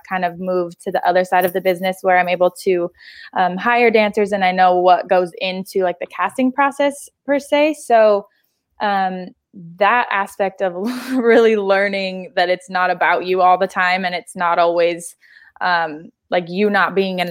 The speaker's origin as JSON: {"language": "English", "town": "Salt Lake City", "region": "Utah", "country": "United States", "tie": "born or raised there", "moved": "as an adult", "lives_now": "Los Angeles, United States", "said": "I grew up in Salt Lake City, Utah"}